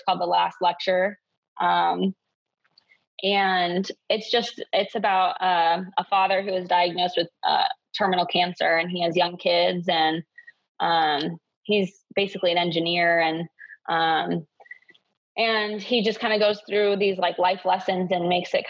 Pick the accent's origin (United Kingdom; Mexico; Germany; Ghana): Germany; also born or lived in Hawaii, United States / Uzbekistan / Ukraine / North Macedonia; So I grew up over in Europe, in Germany, Uzbekistan, Ukraine, Macedonia. So yeah, I didn't grow up in the States.